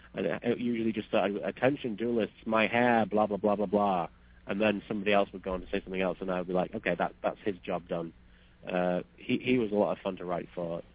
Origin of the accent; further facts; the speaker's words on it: United Kingdom; I'm British